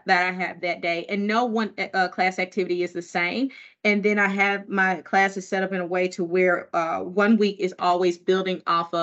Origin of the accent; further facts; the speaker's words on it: Mississippi, United States; now in Massachusetts, United States; growing up in Mississippi